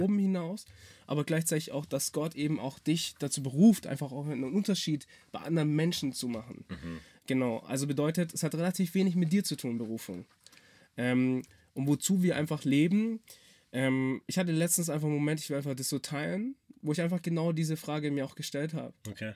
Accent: Swabia, Germany; ich bin halt Schwabe

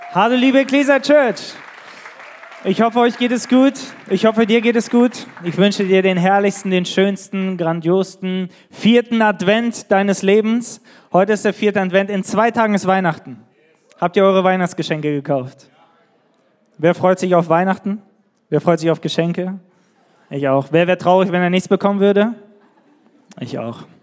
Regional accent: Neuss, North Rhine-Westphalia, Germany; moved away as an adult; also born or lived in northern Germany; now in Nuremberg, Germany; wir kommen aus Düsseldorf, aus Neuss, irgendwer hier aus Nordrhein-Westfalen.

